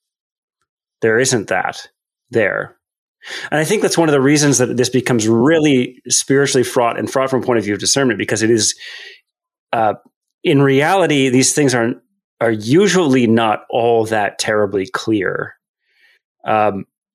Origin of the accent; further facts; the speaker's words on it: Canada; also born or lived in United States; I'm a Canadian